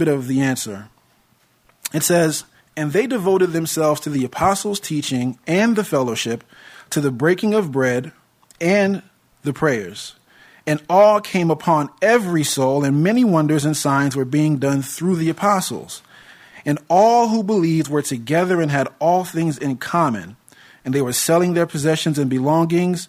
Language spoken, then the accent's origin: English; United States; I was born in America and hold my citizenship here